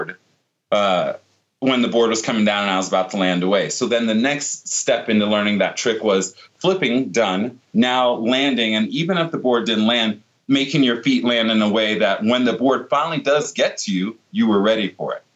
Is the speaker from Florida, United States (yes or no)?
no; Virginia Beach, Virginia, United States; born or raised there